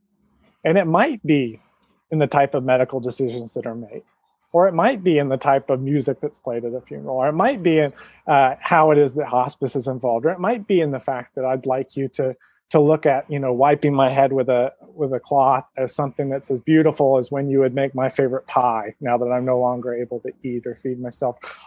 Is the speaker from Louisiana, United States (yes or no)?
no; Georgia, United States; now in West Coast, United States; I'm from Georgia and now live on the West Coast